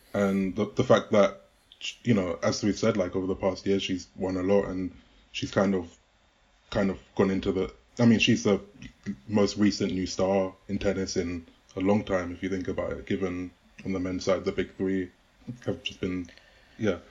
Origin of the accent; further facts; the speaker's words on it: United Kingdom; as a Brit